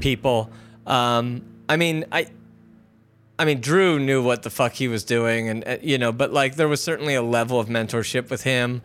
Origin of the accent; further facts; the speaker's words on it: Philadelphia, Pennsylvania, United States; moved away as an adult; now in Los Angeles, United States; You and I are from Philly